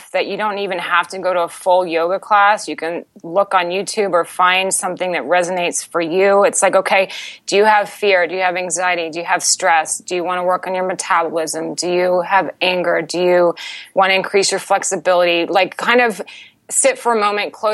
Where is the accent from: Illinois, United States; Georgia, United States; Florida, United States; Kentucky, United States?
Florida, United States; Altamonte Springs; our family home in Florida, in Altamont Springs